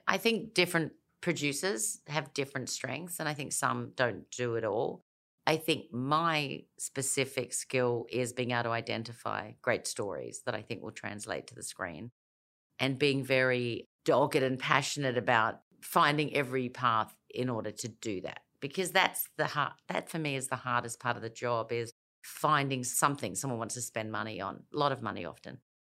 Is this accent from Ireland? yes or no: no; Elizabeth, South Australia, Australia; moved away; also born or lived in United States / London; I grew up in Elizabeth in South Australia